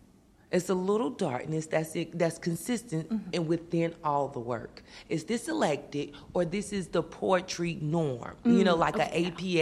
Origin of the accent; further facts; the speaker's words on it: the South, United States; moved away; I'm from the South